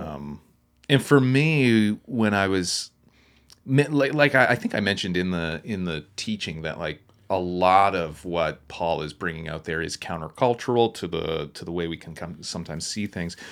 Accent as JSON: {"language": "English", "town": "Wolfville", "region": "Nova Scotia", "country": "Canada", "moved": "yes", "said": "I'm from Woofville, Nova Scotia, which is the home of, uh, Just Us Coffee"}